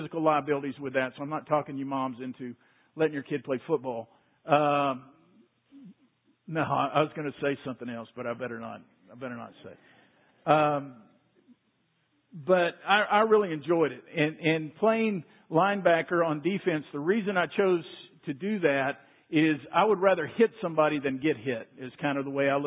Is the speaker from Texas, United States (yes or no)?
yes; Waco, Texas, United States; I grew up in Waco, not too far from here